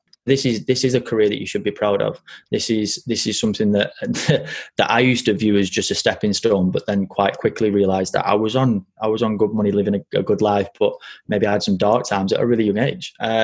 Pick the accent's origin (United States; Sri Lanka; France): France; born there; I was born in France.